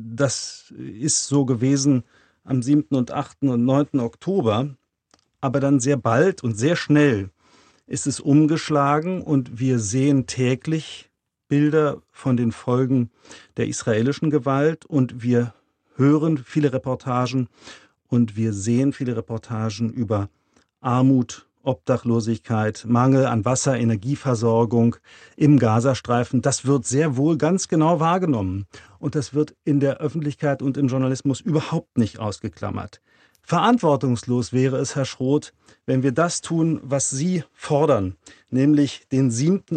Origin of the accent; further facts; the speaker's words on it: Germany; wir als Deutsche